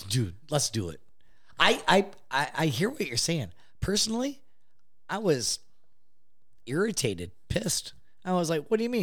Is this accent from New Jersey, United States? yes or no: no; Detroit, Michigan, United States; born or raised there